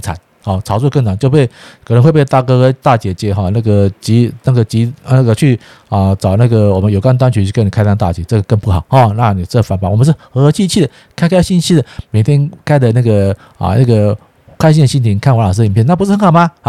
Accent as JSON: {"language": "Chinese", "country": "Taiwan", "said": "我是台湾人，我是台湾音音的哈，所以有时候啊，朋友都纠正我，怎么不讲这个左岸的用语？我们是台湾。"}